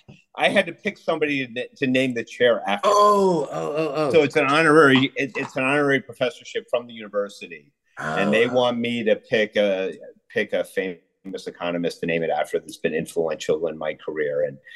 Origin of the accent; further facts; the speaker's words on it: Connecticut, United States; moved away as an adult; also born or lived in Philadelphia, Pennsylvania / Wilton, Connecticut / Salisbury, Connecticut / Chicago; now in Wisconsin, United States; So I grew up in Connecticut. So we kind of moved from a bunch of different places in Connecticut. Actually, I lived in Philadelphia when I was very little. But then, and my parents kind of settled in Salisbury, Connecticut, which is the northwest corner of Connecticut. It's kind of it's the most rural part of Connecticut